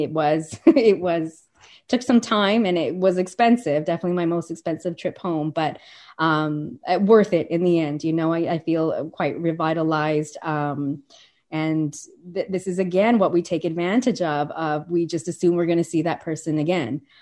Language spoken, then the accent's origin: English; Calgary, Alberta, Canada; moved away as an adult; also born or lived in Colorado; my hometown of Calgary is known for something called the Calgary Stampede.